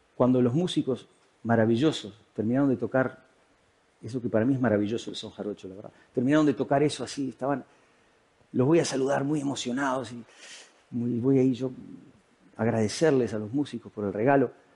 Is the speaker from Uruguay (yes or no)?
yes; Uruguay; moved away as an adult; now in Spain; yo me había ido a vivir desde Uruguay, de donde soy, a España